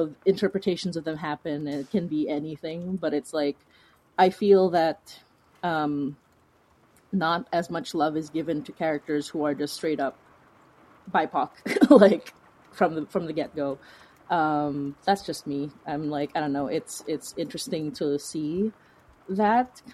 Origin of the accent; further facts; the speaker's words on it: Philippines; now in Toronto, Canada; as a person of color, as an immigrant, as a Filipina